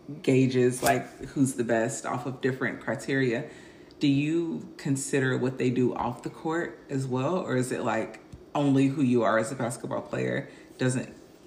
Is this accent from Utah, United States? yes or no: no; Kentucky, United States; we're from Kentucky. We don't have professional teams.